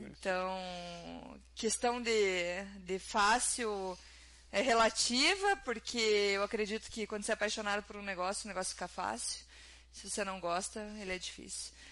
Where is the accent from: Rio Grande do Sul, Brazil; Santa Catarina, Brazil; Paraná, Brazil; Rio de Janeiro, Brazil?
Paraná, Brazil; Curitiba; moved away as an adult; now in Quebec City, Canada; E a nossa ideia sempre foi morar numa cidade menor, não como a gente veio de Curitiba, a gente já queria morar numa cidade menor.